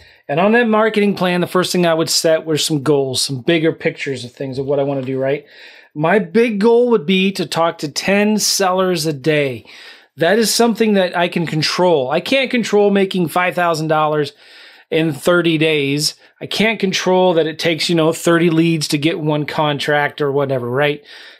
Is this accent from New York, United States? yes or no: no; California, United States; now in St. Louis, United States; Well, I'm not from St. Louis. I was from California, but I live in St. Louis.